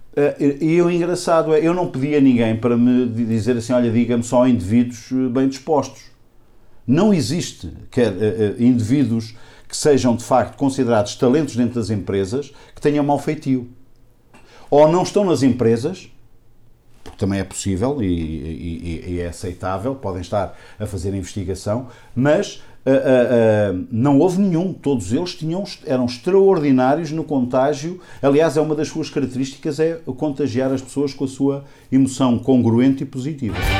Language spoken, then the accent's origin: Portuguese; Águeda, Centro, Portugal; Eu sou aqui da região de Águeda